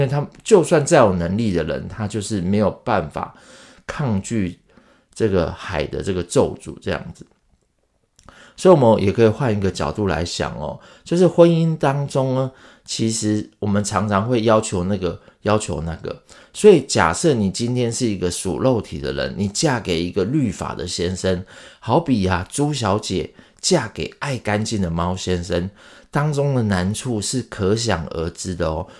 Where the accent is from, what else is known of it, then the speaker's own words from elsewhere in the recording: Taiwan; 我是闽南人长大的